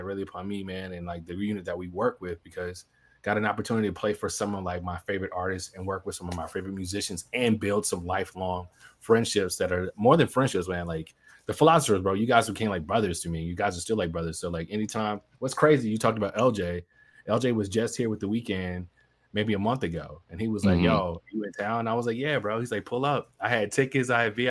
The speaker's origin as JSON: {"language": "English", "town": "Birmingham", "region": "Alabama", "country": "United States", "tie": "born or raised there", "also_born_or_lived": "Fayetteville, North Carolina / Washington State", "lives_now": "Atlanta, United States", "said": "So originally, I'm a military brat. So I was born in Fayetteville, North Carolina. I claim Birmingham as home because I was there from fifth grade on throughout college."}